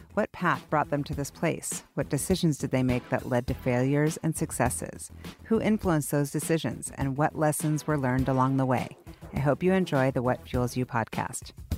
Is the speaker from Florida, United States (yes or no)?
no; Seattle, Washington, United States; also born or lived in New York; now I'm back and I love it and I'm really proud to be from here